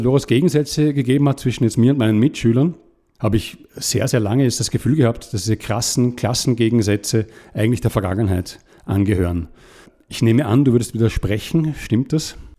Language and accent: German; Vienna, Austria; ich bin in Wien aufgewachsen, im 20. Bezirk, das ist ein alter Arbeiterbezirk